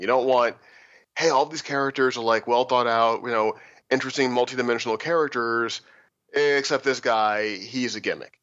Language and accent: English; Missouri, United States; I was a scholarship kid to a pretty uh, rich kid high school growing up in Missouri